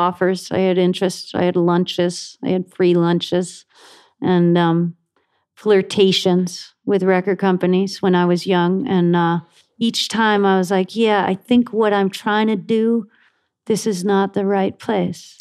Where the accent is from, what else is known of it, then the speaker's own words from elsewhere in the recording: Buffalo, New York, United States; I grew up in Buffalo